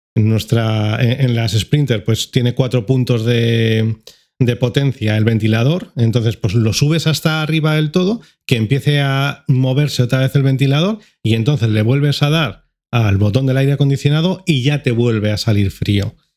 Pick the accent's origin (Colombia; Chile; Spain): Spain; Madrid, Community of Madrid; como madrileño